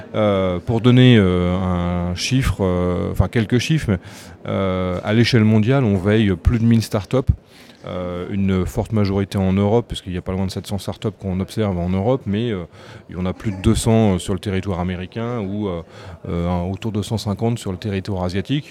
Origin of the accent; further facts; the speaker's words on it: France; en tant que Français